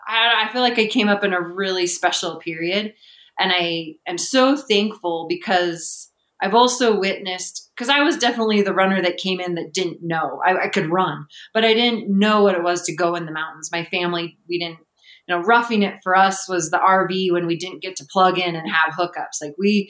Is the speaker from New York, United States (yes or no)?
no; near Chuckanut, Washington, United States; also born or lived in Ecuador / Seattle; ran the Chuckanut 50K, which was only 14 miles from where I grew up.